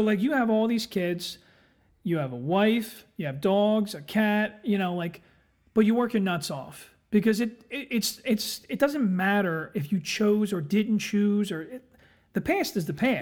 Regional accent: Philadelphia, Pennsylvania, United States; I'm from Philadelphia

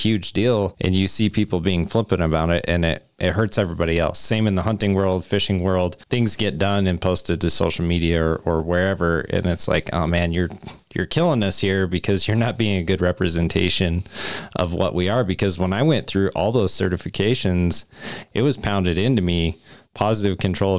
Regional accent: Wyoming, United States; I'm from Wyoming

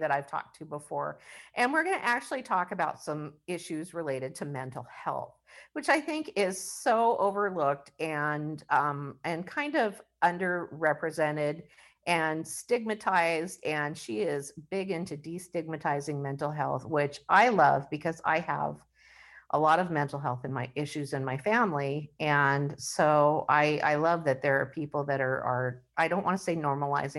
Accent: Washington, United States; we're from Washington State

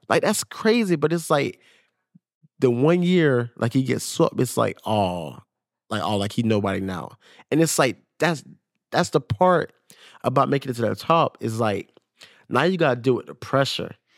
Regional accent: Jacksonville, Florida, United States; got drafted to the Jacksonville Jaguars, like, paid for my hometown

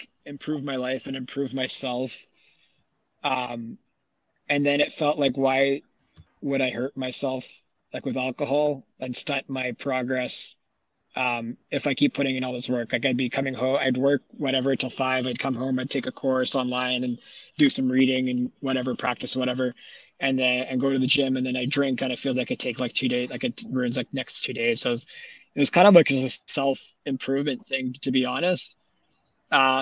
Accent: Winnipeg, Manitoba, Canada; also born or lived in Vancouver; when I was growing up, like my high school was all about volleyball. The city in general is more like hockey

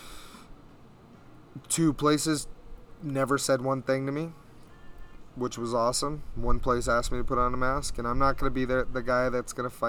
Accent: Bullhead City, Arizona, United States; I'm from Bullhead City

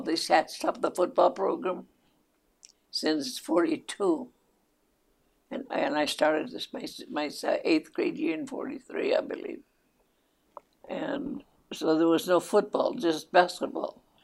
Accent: Peralta, New Mexico, United States; first language Spanish; English is a second language; also born or lived in Estancia, New Mexico / Los Lunas, New Mexico / Chama, New Mexico; I was born right here, right here, right just outside of Albuquerque, mm-hmm. about 15 miles from Albuquerque, and even a little town. It's still a village. It's incorporated. The name of it is Peralta, New Mexico

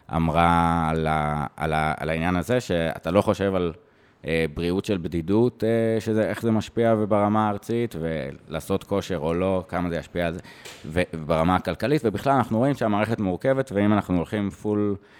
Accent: Jerusalem, Jerusalem District, Israel; also born or lived in Eilat; now in Tel Aviv, Israel; אני מאוד ירושלמי, שעכשיו גר בתל אביב

